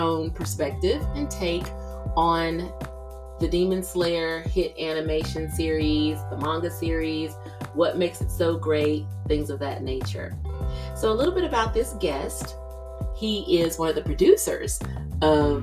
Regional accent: the South, Georgia, United States; me being a Gen Xer from the South

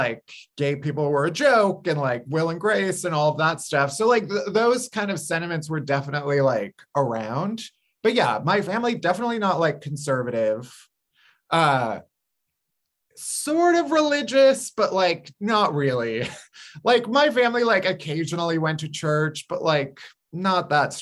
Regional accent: suburbs outside of Chicago, Illinois, United States; I grew up outside of Chicago in the suburbs.

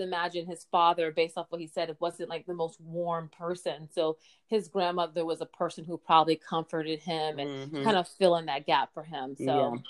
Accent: United States; being an American

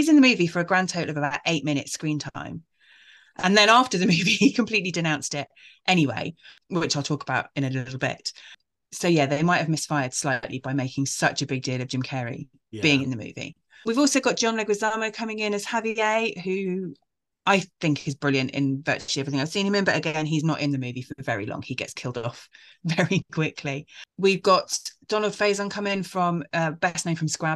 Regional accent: United Kingdom; I'm British.

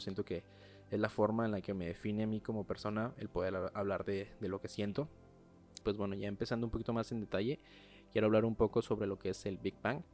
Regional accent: Mexico; soy mexicano

